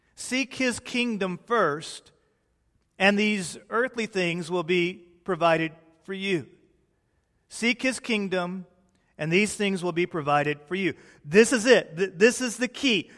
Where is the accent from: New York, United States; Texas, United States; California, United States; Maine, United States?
Texas, United States; also born or lived in Peoria, Illinois; when I was a small boy, my family realized the error of their ways and they moved to the glorious Republic of Texas.